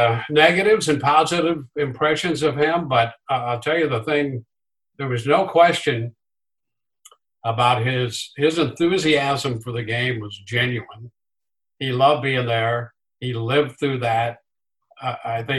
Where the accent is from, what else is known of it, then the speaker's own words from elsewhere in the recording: Southern Illinois, United States; I grew up in Southern Illinois, which was great Cardinal territory